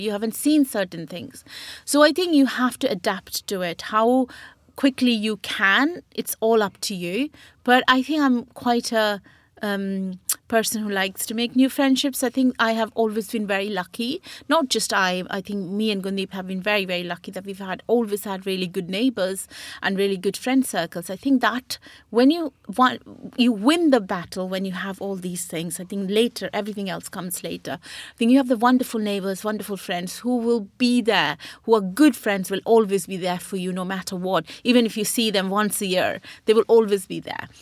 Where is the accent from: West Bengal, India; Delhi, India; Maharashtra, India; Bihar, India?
West Bengal, India; Burnpur; moved away as an adult; now in United Kingdom; I was born in West Bengal in Burnpur